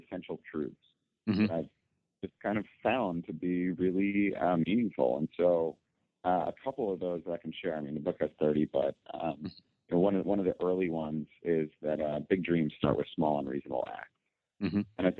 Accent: Connecticut, United States; also born or lived in New York; I grew up in Connecticut. I was born in New York

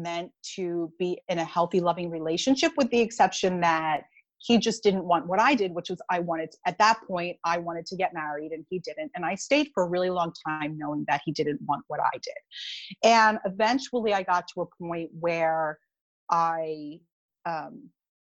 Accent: Philadelphia, Pennsylvania, United States; also born or lived in Bucks County, Pennsylvania; I am from the Philadelphia area. So right now I live in an area called Bucks County

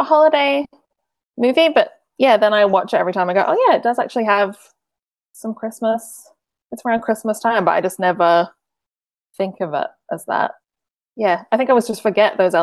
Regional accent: Australia; I'm Australian

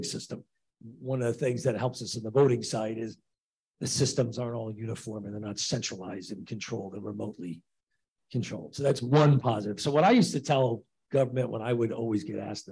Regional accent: Chicago, Illinois, United States; as a Chicagoan

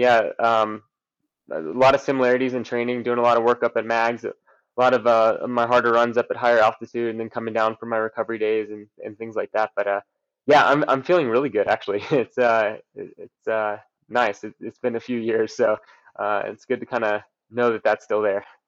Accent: Texas, United States; I grew up in Texas

